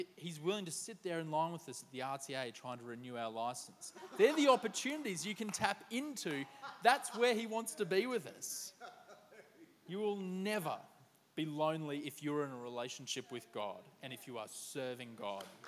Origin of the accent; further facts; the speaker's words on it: Queensland, Australia; now in Sydney, Australia; As a Queenslander